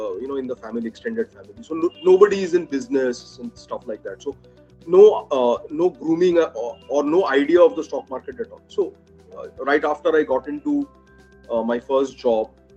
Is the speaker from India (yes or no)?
yes; Kolkata, West Bengal, India; born and brought up in Calcutta, by education, engineer.